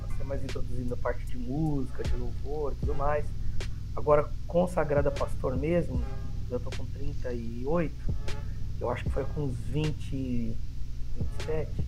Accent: São Caetano do Sul, São Paulo, Brazil; Eu cresci, nós viemos de São Caetano do Sul, eu cresci lá com os meus avós zeladores

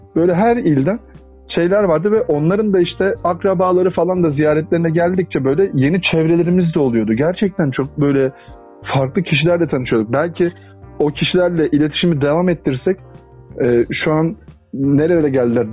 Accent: Turkey; also born or lived in Adana / Mersin; ben işte Adana'da ve Mersin'de büyüdüm. Çocukluğum e, oralarda geçti

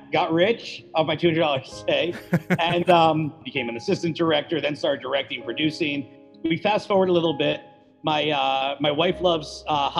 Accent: New Jersey, United States; I grew up in New Jersey

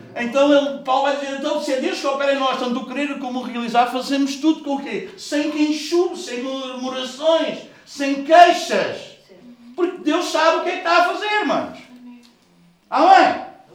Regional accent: Portugal; nós somos portugueses

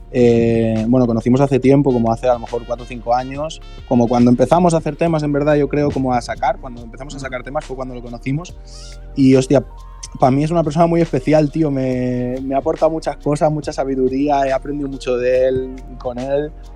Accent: Cornellà de Llobregat, Catalonia, Spain; Los dos somos de Cornellá, que es, es una ciudad que hay cerca de, Barcelona

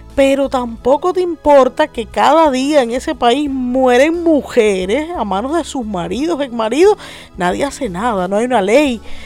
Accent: Cuba; now in Miami, United States; nuestra realidad cambió

